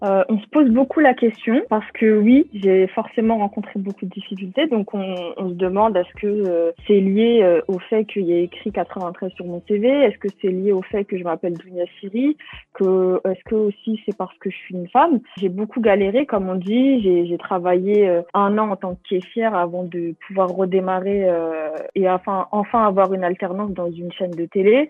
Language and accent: French; Bobigny, Île-de-France, France; J'ai grandi à Bobigny. C'est aussi la ville où, euh, je suis née et, euh, où je vis encore maintenant